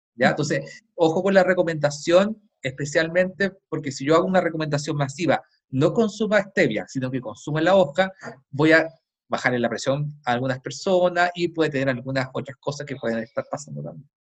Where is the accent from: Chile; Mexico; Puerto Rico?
Chile; yo lo he visto en mi país